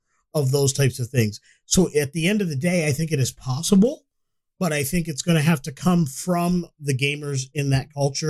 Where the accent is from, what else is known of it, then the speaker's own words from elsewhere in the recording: United States; I am an American, even though my family is from Africa.